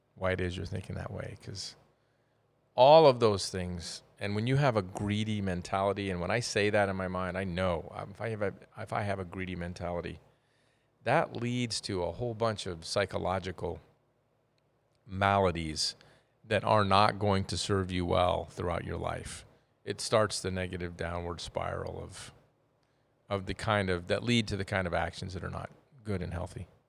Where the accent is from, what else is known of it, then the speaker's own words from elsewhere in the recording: United States; being American